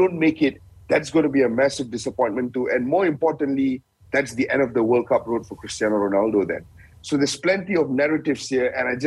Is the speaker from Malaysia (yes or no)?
yes; Malaysia; as Malaysian fans